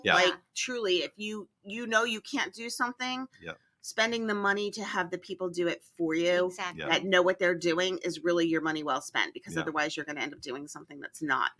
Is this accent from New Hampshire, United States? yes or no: yes; New Hampshire, United States; moved away as an adult; now in New Jersey, United States; I grew up in New Hampshire.